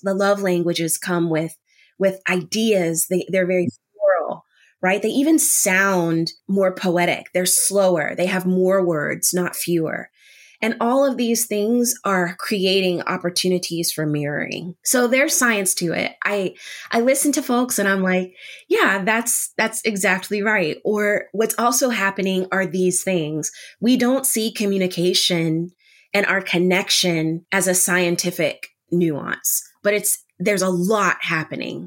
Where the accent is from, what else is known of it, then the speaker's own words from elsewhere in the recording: United States; as an American, as a Panamanian American